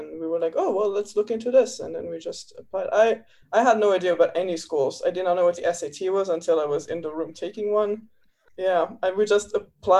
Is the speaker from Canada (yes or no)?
no; Luxembourg; moved away as an adult; now in United States; I'm from Luxembourg originally